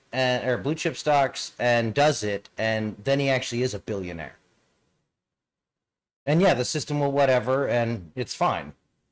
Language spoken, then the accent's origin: English; the South, United States; I grew up in the South.